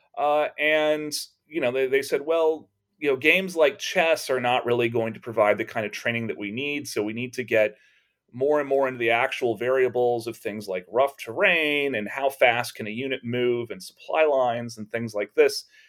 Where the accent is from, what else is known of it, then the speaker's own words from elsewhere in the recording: Texas, United States; growing up in Texas